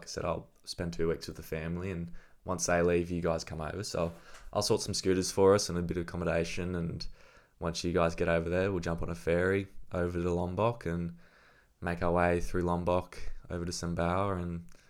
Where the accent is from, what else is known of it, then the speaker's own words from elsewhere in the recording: Gold Coast, Queensland, Australia; obviously we're from the Gold Coast. Beach breaks and point breaks and stuff, we're not really used to the reef.